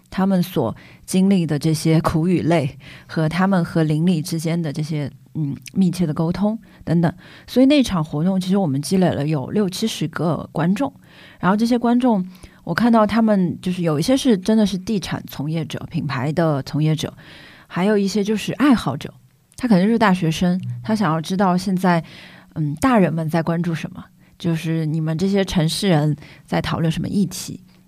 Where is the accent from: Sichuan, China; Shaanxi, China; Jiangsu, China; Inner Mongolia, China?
Sichuan, China; Chengdu; moved away as an adult; now in Shanghai, China; 因为我始终会觉得成都太熟悉了，它是我的家乡，嗯，而且成都这几年过速地发展，让我，让我本地人说实话有点不适